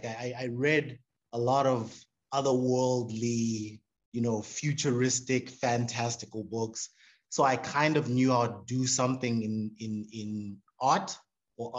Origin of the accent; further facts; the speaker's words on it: Harare, Zimbabwe; moved away as an adult; also born or lived in Zambia / South Africa; now in Johannesburg, South Africa; So my childhood memories, primary school, high school, those are all in Harare, that's where I did my growing up.